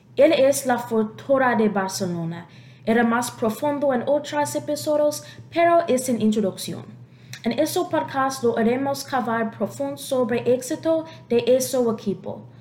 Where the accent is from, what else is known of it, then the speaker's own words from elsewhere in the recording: United States; Spanish is a second language; soy americano